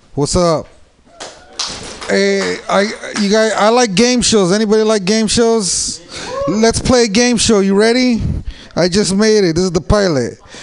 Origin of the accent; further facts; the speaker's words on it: San Jose, California, United States; I'm from San Jose